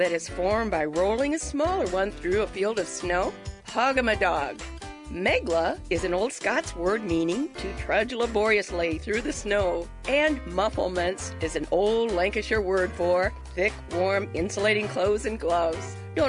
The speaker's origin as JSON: {"language": "English", "region": "Wisconsin", "country": "United States", "tie": "born or raised there", "said": "When I was growing up in Wisconsin"}